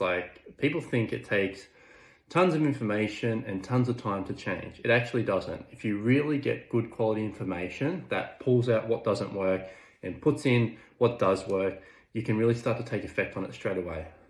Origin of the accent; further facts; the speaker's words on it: Orange, New South Wales, Australia; I was working in my hometown at Orange, New South Wales